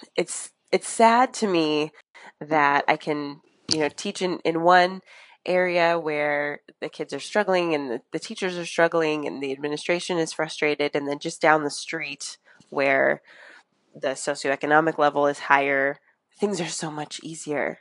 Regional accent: Northern California, United States; moved away as an adult; now in Los Angeles, United States; I'm actually from Northern California, and my dad still works in that area

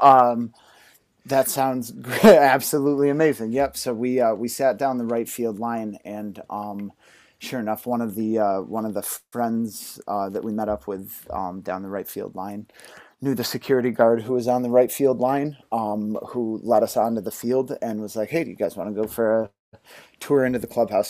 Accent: Cooperstown, New York, United States; I was born in Cooperstown, New York, uh, home of baseball, where the Hall of Fame is.

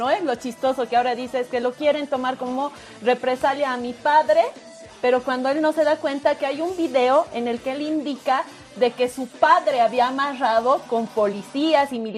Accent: Bolivia; no hubiéramos querido como bolivianas y bolivianos se presente de esta manera el aniversario de un departamento que es tan importante

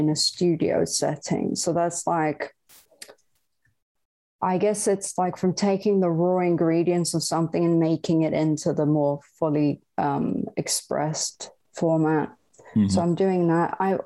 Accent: Bergen, Vestland, Norway; also born or lived in Southern California; now in California, United States; I'm originally from Bergen, Norway, but I live in Southern California.

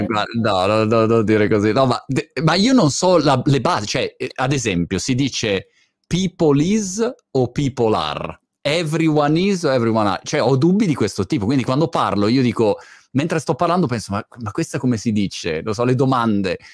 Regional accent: Milan, Lombardy, Italy; milanese come me

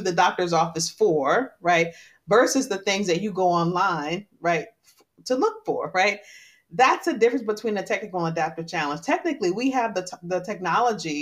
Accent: Detroit, Michigan, United States; I grew up in Detroit at a time when Detroit was really in a tough spot

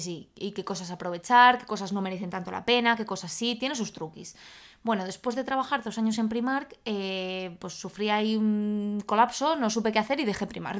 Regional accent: Salamanca, Castile and León, Spain; moved away as an adult; also born or lived in Madrid; yo soy de Salamanca, entonces yo estudié eh, mi carrera en Salamanca

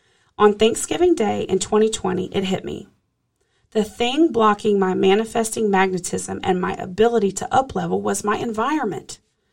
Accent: Charlotte, North Carolina, United States; I was visiting my hometown, Charlotte, North Carolina, for the holidays after working remotely in New Orleans for a few months

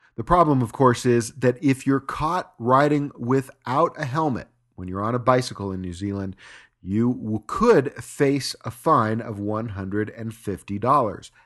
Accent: Utah, United States; here in my home state

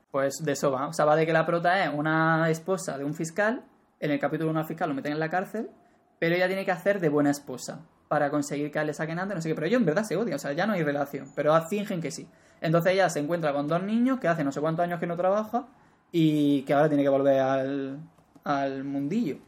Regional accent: Spain; como español

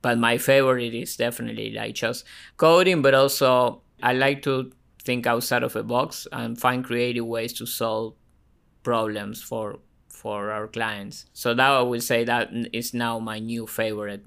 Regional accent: Argentina; now in Ohio, United States; I was born and raised in Argentina

